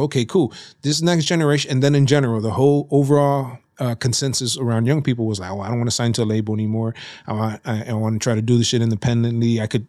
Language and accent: English; Nuevo Laredo, Tamaulipas, Mexico; My dad is from Matamoros, but they were raised in Nuevo Laredo, Tamaulipas. So we say we're from Nuevo Laredo, Tamaulipas.